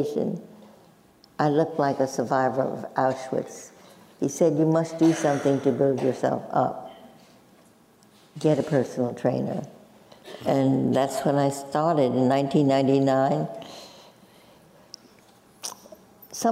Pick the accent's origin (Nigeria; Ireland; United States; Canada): United States; New York City, New York; accent: Brooklyn; moved away; Both of us were born and bred in Brooklyn, New York.